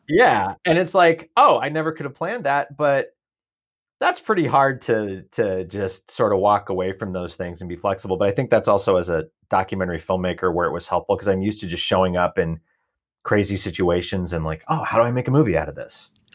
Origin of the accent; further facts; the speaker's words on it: Portland, Oregon, United States; I grew up outside of Portland, Oregon, two acres across the street from a farm.